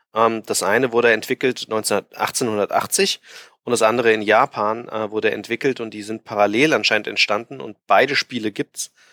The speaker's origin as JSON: {"language": "German", "town": "Frankfurt", "region": "Hesse", "country": "Germany", "said": "bei uns in Frankfurt, in Hessen"}